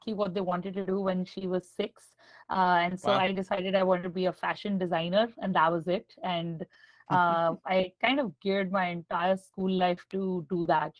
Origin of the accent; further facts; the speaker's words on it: New Delhi, Delhi, India; I grew up in New Delhi, India.